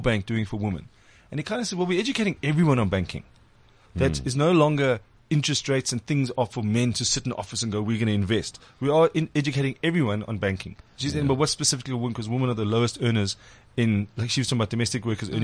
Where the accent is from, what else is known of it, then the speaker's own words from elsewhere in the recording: South Africa; I'm from South Africa